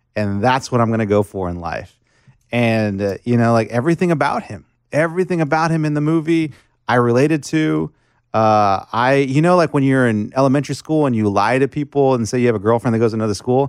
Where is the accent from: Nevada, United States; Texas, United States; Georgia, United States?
Texas, United States; McAllen; moved away; I grew up in McAllen, Texas, South South Texas, seven miles of the border